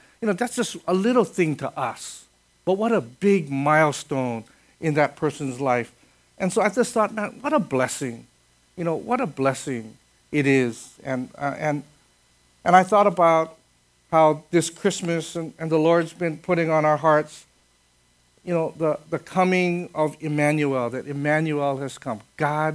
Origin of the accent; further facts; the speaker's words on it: Kaneohe, Hawaii, United States; I grew up in Kaneohe.